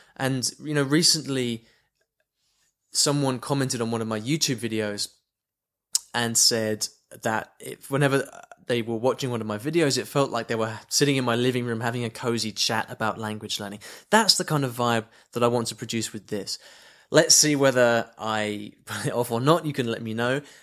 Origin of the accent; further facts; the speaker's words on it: United Kingdom; moved away; I'm from the U K originally, you can probably tell from my, from my accent